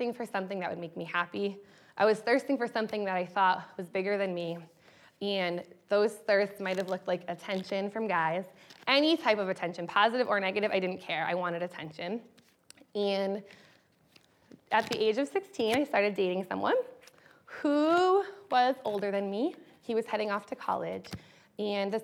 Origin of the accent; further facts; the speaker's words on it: Western Massachusetts, United States; as a child, I grew up in Western Massachusetts, which is about an hour and a half from Boston